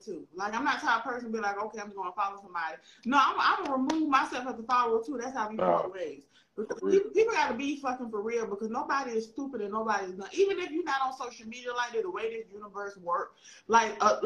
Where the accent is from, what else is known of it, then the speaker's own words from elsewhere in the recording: the South, United States; I'm from the South